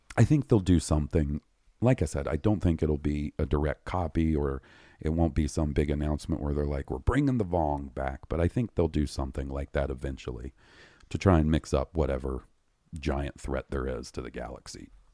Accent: the South, United States; we grew up in the South

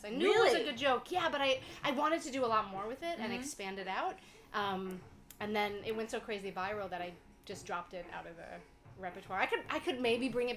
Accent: around Syracuse or Ithaca, upstate New York, United States; also born or lived in Montreal, Canada; now in Toronto, Canada; I grew up in upstate New York, but I live in Canada

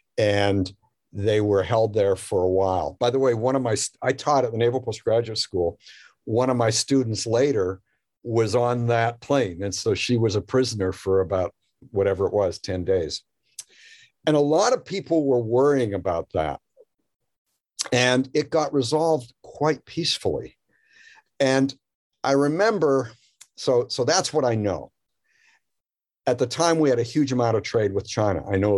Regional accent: Canada; now in United States; I moved here from Canada, as I mentioned, and I had this image of what United States was or could be.

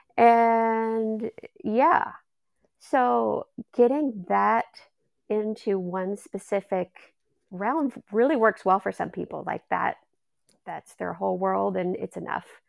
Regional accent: Austin, Texas, United States; moved away; I'm originally from Austin, Texas

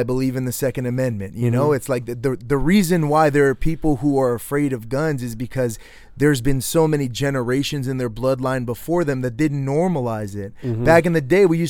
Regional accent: Connecticut, United States; moved away; I'm from Connecticut, so I have a lot of liberal family, a lot of liberal friends from, like, back home

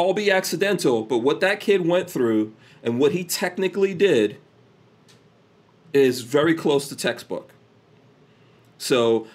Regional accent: New York City, New York, United States; also born or lived in Guyana; I grew up in Far Rockaway, New York, very close to the beach

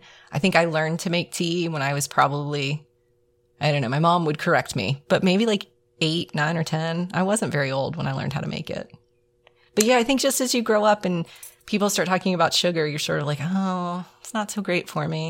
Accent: South Carolina, United States; born there; also born or lived in Pennsylvania; now in Georgia, United States; So I was born in South Carolina, like my parents before me and my grandparents before them. So we are all South Carolinians. But I've also lived in North Carolina and now Georgia

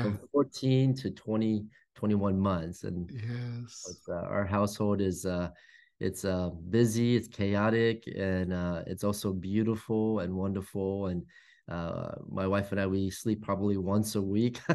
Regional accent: Fairfax, Virginia, United States; I grew up in the East Coast, grew up in Fairfax, Virginia, which is like the suburbs of Washington, D.C. in Northern

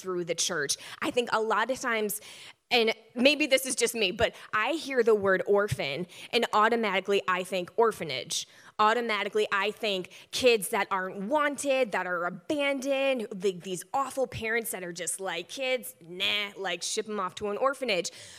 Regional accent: Michigan, United States; I'm from Michigan

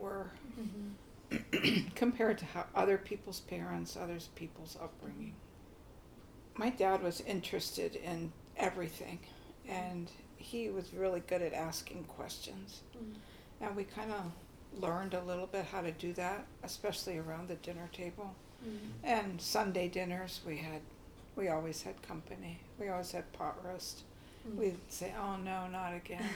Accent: Pasadena, California, United States; I grew up in Pasadena, California

